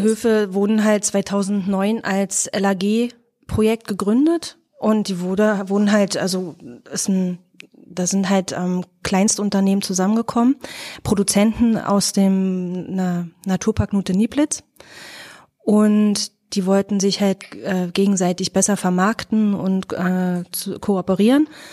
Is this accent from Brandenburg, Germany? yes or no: yes; Fläming, Brandenburg, Germany; moved away; wir sind im Fleming groß geworden